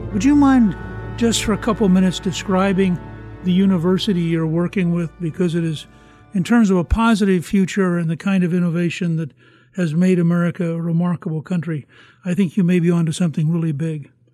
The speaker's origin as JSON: {"language": "English", "country": "United States", "said": "I'm sitting here as an American thinking, my country"}